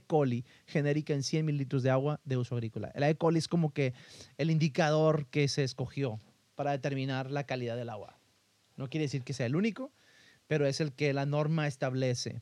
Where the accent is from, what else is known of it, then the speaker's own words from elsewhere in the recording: northern Mexico, Mexico; De aquí de donde yo soy, esta parte del norte de México